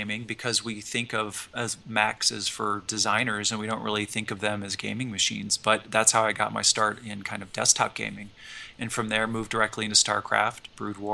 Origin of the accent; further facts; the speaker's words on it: the Plains States, United States; I'm from the Plain States